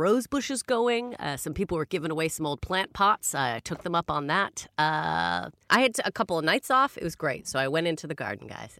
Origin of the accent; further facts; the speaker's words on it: Canada; now in London, United Kingdom; Slugs and snails, I had never experienced so many as a Canadian.